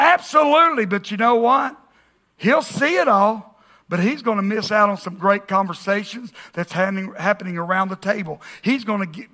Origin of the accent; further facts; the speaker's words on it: the South, United States; we grew up in the South